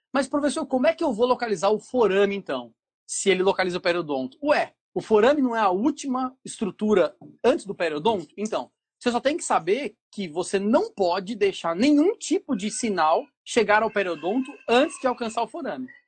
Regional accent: São Paulo, Brazil; moved away as an adult; now in Ceará, Brazil; eu sou é, morador do Ceará já há quase 20 anos, né? mas sou paulista, da capital de São Paulo

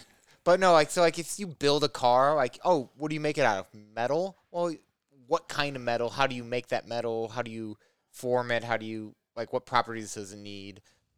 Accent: Southern Illinois, United States; born or raised there; moved away as an adult; also born or lived in Cleveland, Ohio / Southern Indiana / Portland, Oregon; now in Rockford, United States

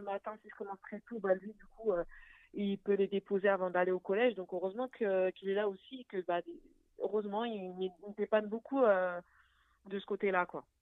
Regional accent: Paris, Île-de-France, France; also born or lived in Arnouville, Val d'Oise; je suis née à Paris, j'ai grandi à Paris

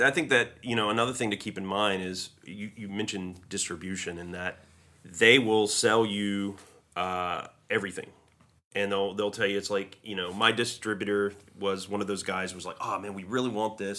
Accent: a small southern town in North Carolina, United States; moved away; growing up in my hometown, it's such a small hometown

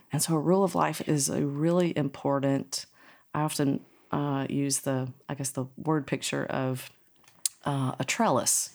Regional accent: North Carolina, United States; I grew up in North Carolina, so I am a Tar Heel in my heart

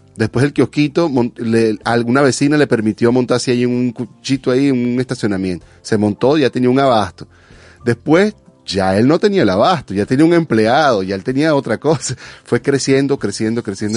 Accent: Venezuela; now in California, United States; como venezolano

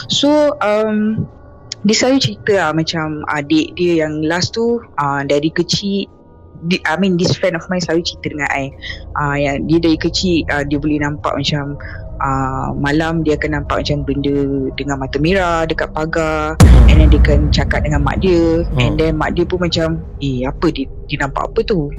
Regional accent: Kuala Lumpur, Malaysia; I asal dari KL

